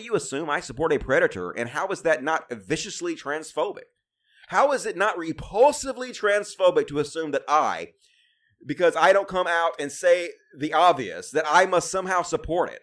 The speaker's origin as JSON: {"language": "English", "region": "Mississippi", "country": "United States", "tie": "born or raised there", "said": "I'm from Mississippi. It's, uh, all hillbilly country out here"}